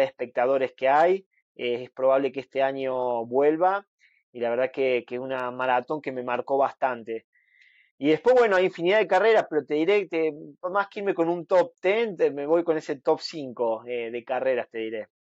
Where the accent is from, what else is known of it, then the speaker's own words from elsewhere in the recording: Argentina; soy el argentino